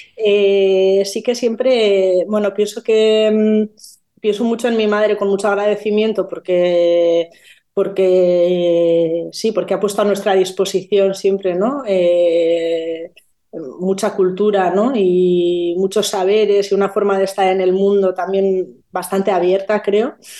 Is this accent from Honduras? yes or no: no; Basque Country, Spain; soy vasca